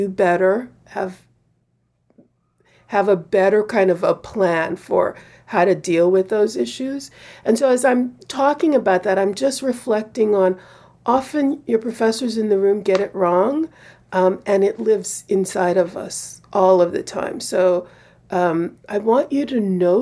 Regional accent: United States; I'm an American

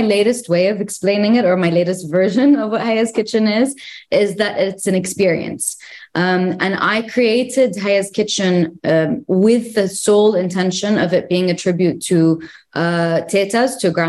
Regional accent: Greece; born there; also born or lived in Jordan / United Arab Emirates / Egypt; So I actually lived in Jordan for only a couple of years. But I lived in the UAE. I was born in Greece. I lived in Egypt. So I feel like I partially identify as Egyptian to some point.

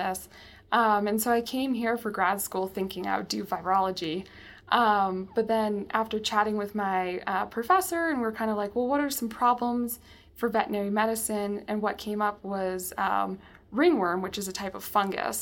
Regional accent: California, United States; now in Colorado, United States; I'm originally from California, born and raised.

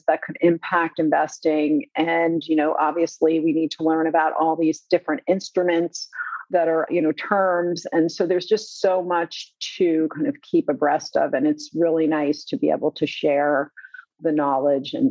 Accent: New Jersey, United States; it is in my home state.

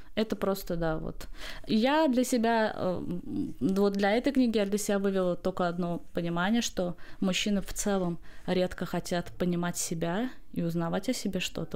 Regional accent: Baku, Azerbaijan; я поэт из Баку, Азербайджана

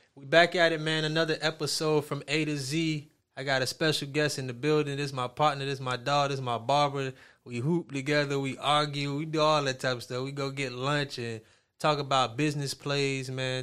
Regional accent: Miami, Florida, United States; I'm from Miami

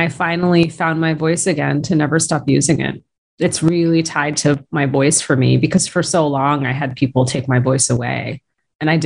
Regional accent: outside of Boston, Massachusetts, United States; I was raised outside of Boston

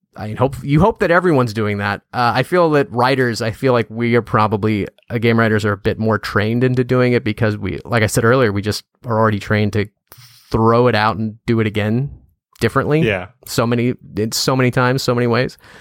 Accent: Louisiana, United States; moved away as an adult; also born or lived in San Francisco; I moved back to my hometown. That's where I live now

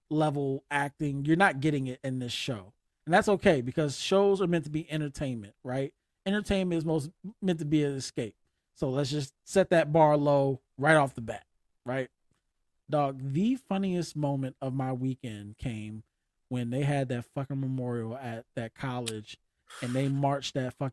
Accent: Winston-Salem, North Carolina, United States; I'm from Winston, North Carolina.

